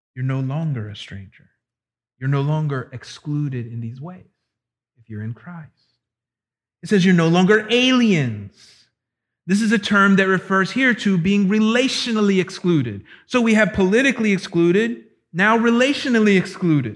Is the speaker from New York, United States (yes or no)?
no; Florida, United States; my hometown in Florida